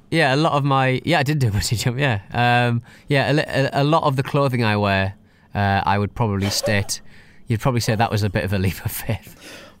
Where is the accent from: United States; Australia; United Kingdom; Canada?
United Kingdom; I'm British